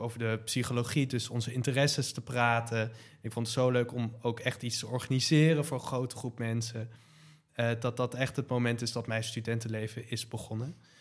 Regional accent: Leiden, South Holland, Netherlands; ik kom zelf ook uit Leiden

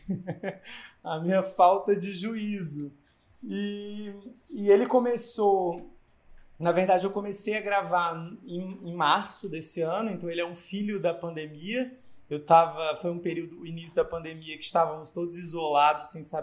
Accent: Northeast Region, Brazil; Eu sou jornalista, eu sou nordestino

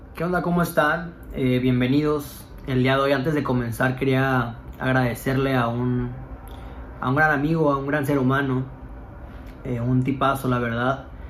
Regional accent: Cancún, Quintana Roo, Mexico; moved away; mis amigos que somos de Cancún

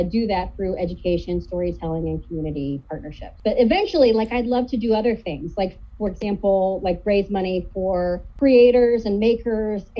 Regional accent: Kansas City, Missouri, United States; moved away as an adult; also born or lived in Seattle; now in St. Louis, United States; I grew up in Missouri. I did not grow up in St. Louis. I grew up on the Kansas City side

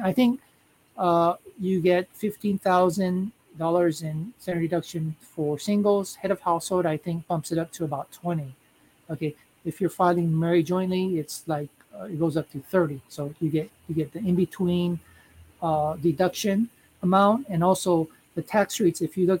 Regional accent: United States; now in Japan; in my case, I'm American, so I would file as a head of household.

